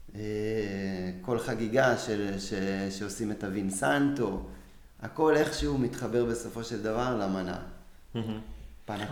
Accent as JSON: {"language": "Hebrew", "country": "Israel", "moved": "as an adult", "lives_now": "Florence, Italy", "said": "אני ישראלי"}